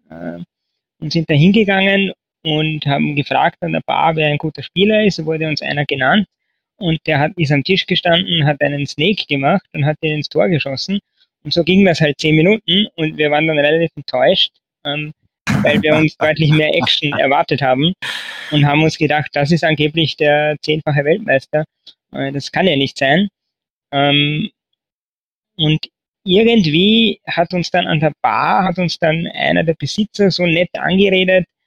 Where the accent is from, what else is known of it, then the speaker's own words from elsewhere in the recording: Lower Austria, Austria; moved away as an adult; now in Vienna, Austria; Jo, also ich komme aus Österreich, äh, eigentlich aus Niederösterreich und bin dann vor 15 Jahren nach Wien gezogen äh, zum Studieren